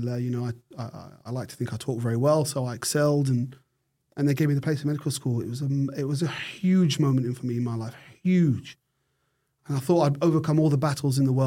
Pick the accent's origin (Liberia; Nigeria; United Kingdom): United Kingdom; moved away as an adult; now in Australia; I'm British. I grew up in an era where we drank tea.